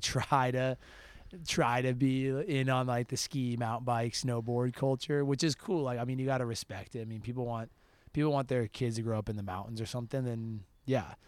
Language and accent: English; Park City, Utah, United States; also born or lived in Idaho; I grew up, yeah, I, I, um, I've lived there since I was two.